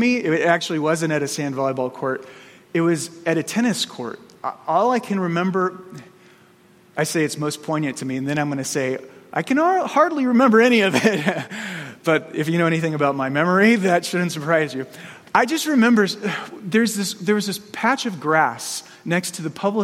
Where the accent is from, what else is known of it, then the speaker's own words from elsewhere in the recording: Arizona, United States; growing up in Arizona